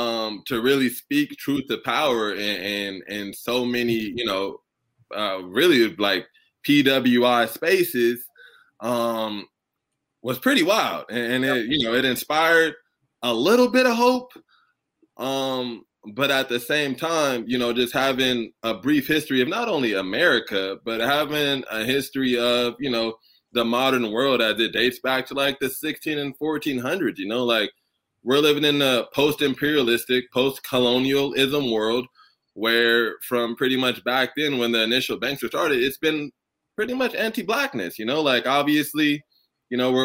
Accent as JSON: {"language": "English", "region": "Southern California", "country": "United States", "tie": "born or raised there", "said": "I was born and raised in Southern California"}